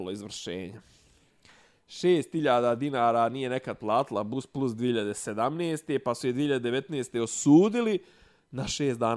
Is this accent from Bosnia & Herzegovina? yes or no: yes; Gračanica, Federation of Bosnia and Herzegovina, Bosnia & Herzegovina; rekao iz Gračance, rekao, ali ne kosovske, nego bosanske.